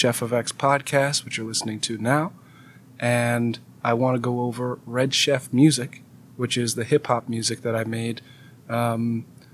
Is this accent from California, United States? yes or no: yes; Pasadena, California, United States; moved away; also born or lived in Alabama; I was a junior electrical engineering student from the LA area. I'm from Pasadena